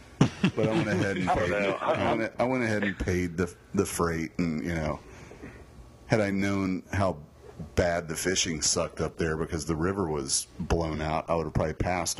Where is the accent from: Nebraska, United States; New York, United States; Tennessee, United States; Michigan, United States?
Tennessee, United States; where I grew up in Tennessee